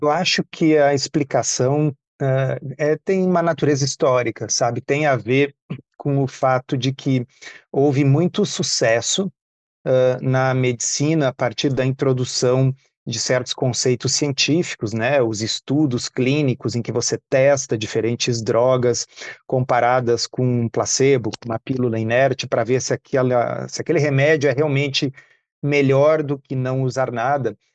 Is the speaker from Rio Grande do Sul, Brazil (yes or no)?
yes; Porto Alegre, Rio Grande do Sul, Brazil; eu nasci em Porto Alegre, eu sou de 1971